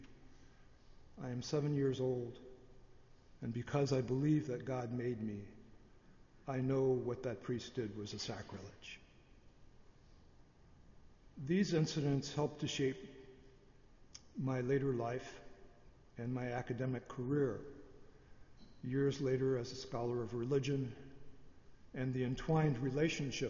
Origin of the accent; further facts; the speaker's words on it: the North, United States; also born or lived in Bay St. Louis, Mississippi; I was raised in the North, but we visited family down south on summer vacations